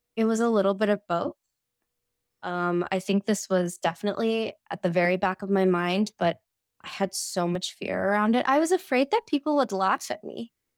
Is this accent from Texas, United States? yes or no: yes; Houston, Texas, United States; moved away as an adult; also born or lived in India / New York City; I grew up in Houston, Texas, I moved to New York City for undergrad